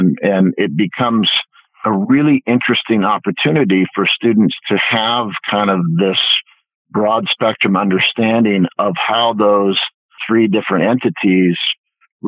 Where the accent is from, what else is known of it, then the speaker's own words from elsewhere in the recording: Vancouver, British Columbia, Canada; I grew up in Vancouver, Canada